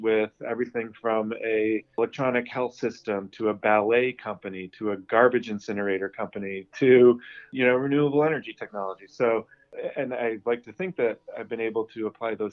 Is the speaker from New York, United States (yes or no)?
yes; New York, United States; moved away as an adult; also born or lived in Boston, United States / UAE / India; I grew up in New York